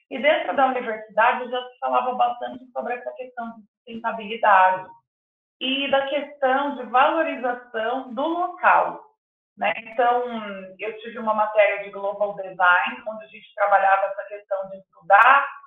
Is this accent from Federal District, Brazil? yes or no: no; Mato Grosso do Sul, Brazil; also born or lived in Italy / Spain